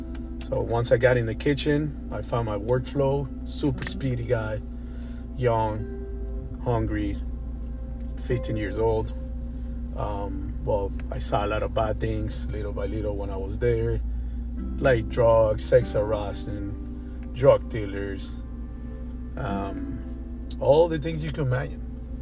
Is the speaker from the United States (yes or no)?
yes; Miami, Florida, United States; I'm from Miami. I've been living in Miami since 1993. I got here when I was 13 years old.